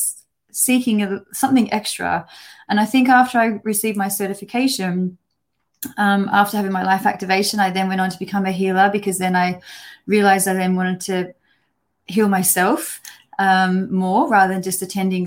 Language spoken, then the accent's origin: English; Australia; moved away as an adult; now in United Kingdom; So I'm an Australian, and I've been living in the UK now for over 14 years